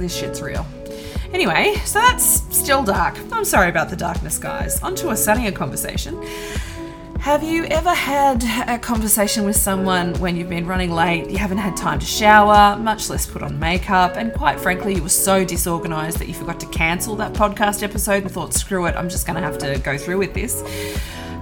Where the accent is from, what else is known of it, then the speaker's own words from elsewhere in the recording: Australia; I am Australian